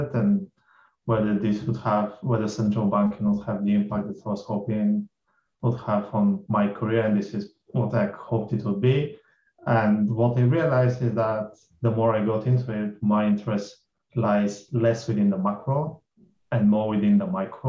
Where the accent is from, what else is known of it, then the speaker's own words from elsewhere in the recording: Bulgaria; moved away; I grew up in Bulgaria, that's very Eastern Europe